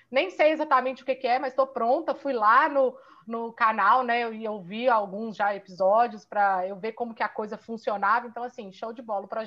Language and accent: Portuguese; Minas Gerais, Brazil; eu sou fisioterapeuta, sou daqui de Minas.